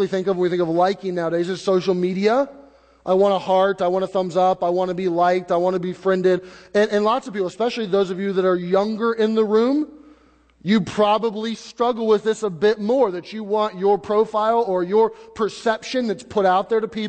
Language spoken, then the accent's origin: English; United States; where we've been born and we're American citizens